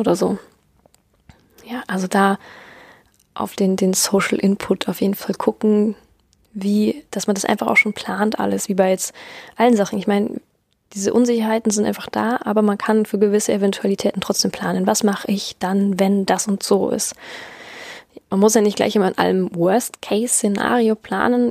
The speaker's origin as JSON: {"language": "German", "country": "Germany", "said": "bei uns in Deutschland"}